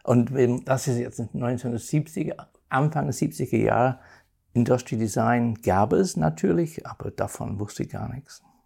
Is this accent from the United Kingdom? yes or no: yes; Northern England, United Kingdom; German is a second language; moved away; Nordengland, wo ich geboren bin